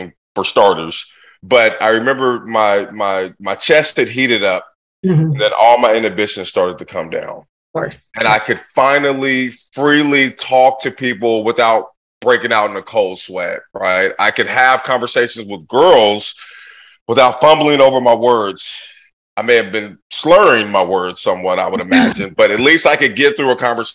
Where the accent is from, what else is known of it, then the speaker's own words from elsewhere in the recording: Portland, Oregon, United States; I grew up in Portland, Oregon in the 80s